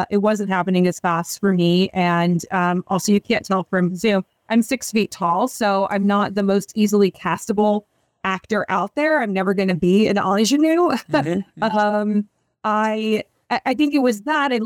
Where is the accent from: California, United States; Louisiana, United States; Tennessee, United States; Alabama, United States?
California, United States; San Diego; moved away as an adult; also born or lived in Evanston, Illinois / New York; I grew up in San Diego from the time from as long as I can remember